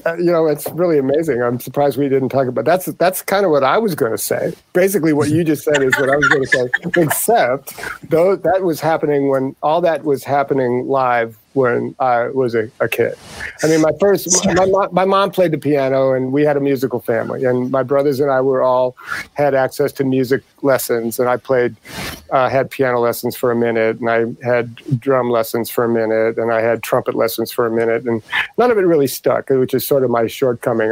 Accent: St. Louis, Missouri, United States; moved away as an adult; also born or lived in Indianapolis / Detroit, Michigan / Dearborn; I grew up in uh, St. Louis, Missouri. I was born in Indianapolis

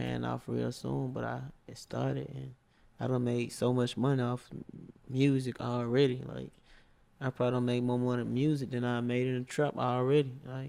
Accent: Atlanta, Georgia, United States; I'm from Allen Temple. Allen Temple and Boyne Home.

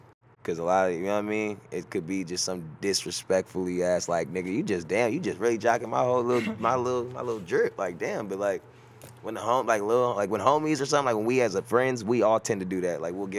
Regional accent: Texas, United States; I am from Texas. Yeah, I am a Texas man. I am from Texas, Texas first.

